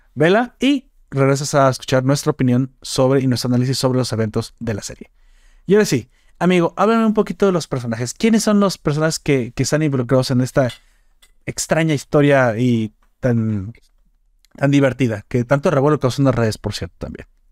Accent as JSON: {"language": "Spanish", "country": "Mexico"}